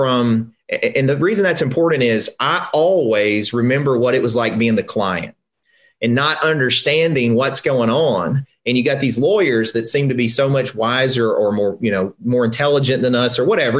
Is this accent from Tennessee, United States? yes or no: yes; Covington, Tennessee, United States; I'm from a small town in Tennessee. I'm from Covington, which is north of Memphis.